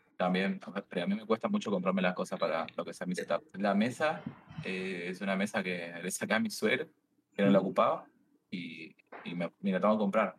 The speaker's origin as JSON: {"language": "Spanish", "region": "Misiones", "country": "Argentina", "moved": "yes", "lives_now": "Buenos Aires, Argentina", "said": "vivo en Buenos Aires ahora, soy de Misiones, de las Cataratas"}